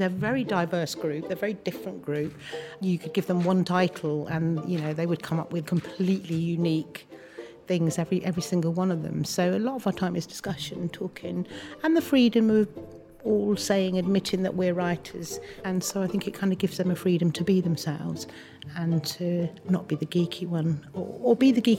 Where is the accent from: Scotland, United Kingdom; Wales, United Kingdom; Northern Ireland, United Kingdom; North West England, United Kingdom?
Wales, United Kingdom; born there; I was born in South Wales and I moved to London, which was quite a traumatic time for me.